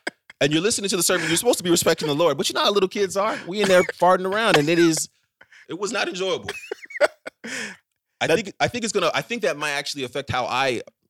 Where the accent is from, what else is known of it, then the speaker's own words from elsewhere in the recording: Ghana; no, I'm actually from Ghana.